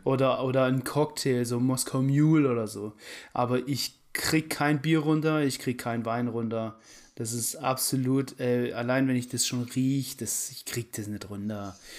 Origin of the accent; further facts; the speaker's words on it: Germany; ich bin in Deutschland aufgewachsen und so und so. Aber ich bin Halbetainer